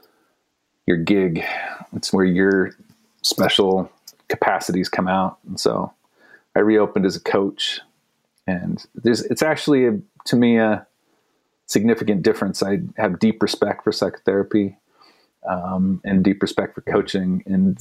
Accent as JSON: {"language": "English", "country": "United States", "tie": "born or raised there", "lives_now": "Boulder, United States", "said": "as an American kid, I grew up just pounding sugar"}